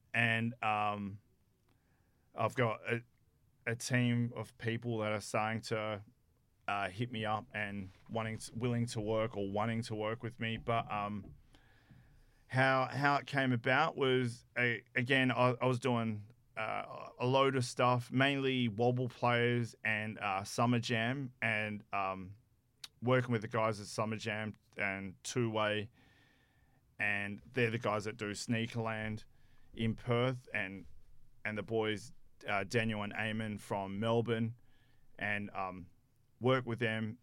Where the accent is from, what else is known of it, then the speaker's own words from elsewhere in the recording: South Africa; moved away; I'm from South Africa